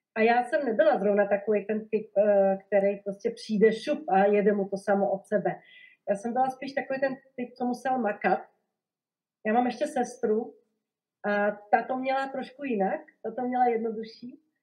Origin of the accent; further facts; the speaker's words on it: Košice, Košice Region, Slovakia; Czech is a second language; moved away as an adult; now in Prague, Czech Republic; Já vlastně nejsem Čech, já jsem rodilá Slovenka a jsem z Košic eh, na východním Slovensku. Je to teda druhé největší město na Slovensku. A tam jsem vlastně prožila celé dětství, mládí, Gimpl